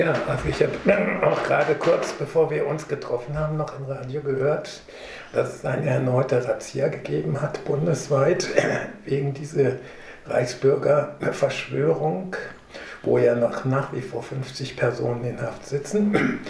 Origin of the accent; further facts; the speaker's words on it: Marburg, Hesse, Germany; dass ich aus Essen bin, aus Marburg